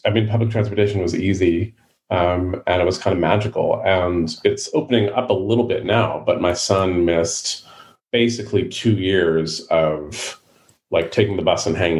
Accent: San Francisco, California, United States; born or raised there

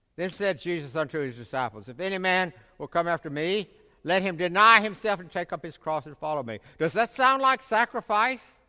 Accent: Middle Tennessee, United States; in my community where I grew up in Middle Tennessee

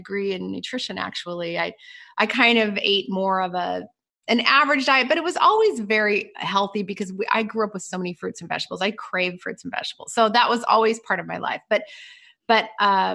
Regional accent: Pacific Northwest, United States; I grew up in the Pacific Northwest

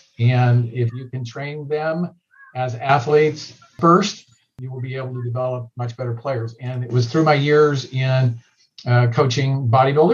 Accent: Southern California, United States; growing up in Southern California

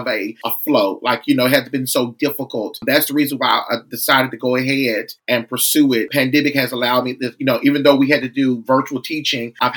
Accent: Wynne, Arkansas, United States; I was born and raised in Wynn, Arkansas, a very small city

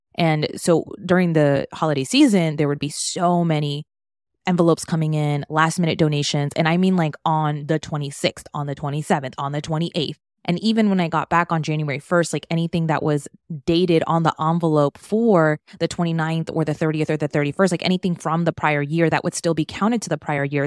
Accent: Maryland, United States; moved away as an adult; now in Miami, United States; I was born and raised in Maryland, moved to Miami, where I am now, back in twenty sixteen.

